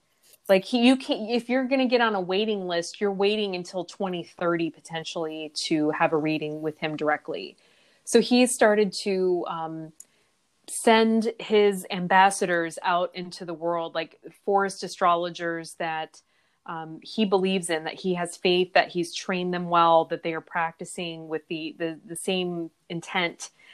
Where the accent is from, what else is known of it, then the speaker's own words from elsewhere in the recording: Iowa, United States; growing up in Iowa, we were very proud of the topsoil in the land